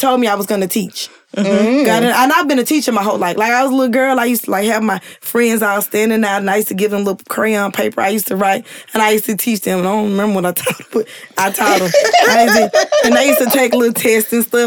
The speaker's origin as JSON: {"language": "English", "region": "Louisiana", "country": "United States", "said": "I'm from Louisiana, so I know a lot of the Cash Money people personally."}